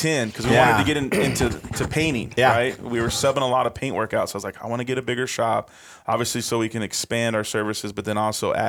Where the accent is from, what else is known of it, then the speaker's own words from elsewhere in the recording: Odessa, Texas, United States; also born or lived in Apple Valley, California / Big Bear, California / McKinney, Texas; I grew up in Odessa